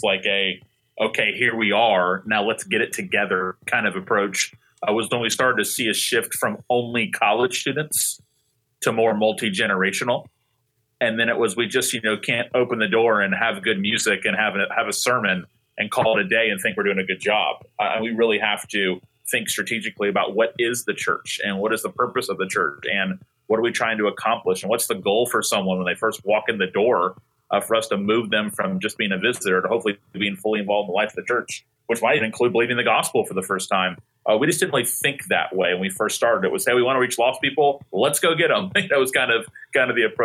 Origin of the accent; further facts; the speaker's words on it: Tallahassee, Florida, United States; I grew up in Tallahassee